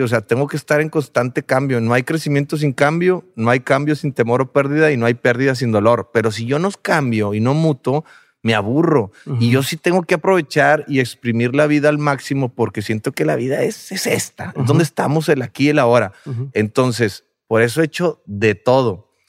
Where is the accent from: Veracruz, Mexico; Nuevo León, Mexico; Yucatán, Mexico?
Nuevo León, Mexico; Monterrey; nosotros como somos de Monterrey y, tenemos una cultura del macho mexicano